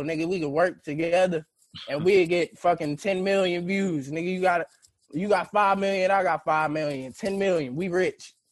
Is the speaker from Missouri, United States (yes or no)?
yes; St. Louis, Missouri, United States; we're from St. Louis